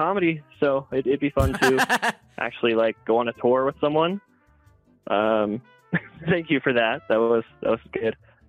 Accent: Provo, Utah, United States; I actually grew up in Provo, which is like the most kind of Mormon city in Utah. So it's a lot of that. But then I'm also Polynesian, so I do jokes about being like Hawaiian and Tongan.

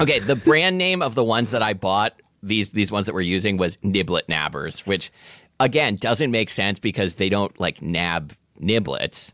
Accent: Portland, Oregon, United States; growing up in Portland, Oregon in the eighties

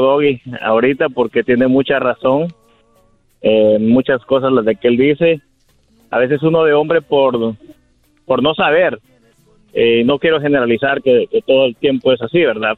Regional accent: El Salvador; moved away; yo soy de El Salvador, y eh, pues yo allá era investigador de la policía

